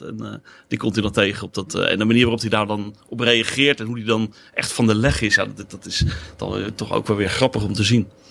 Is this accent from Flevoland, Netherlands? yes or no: no; Katwijk, South Holland, Netherlands; Ik kom uit Valkenburg in, in Katwijk.